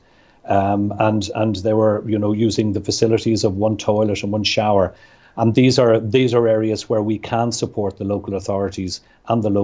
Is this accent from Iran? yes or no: no; Ireland; I'm Irish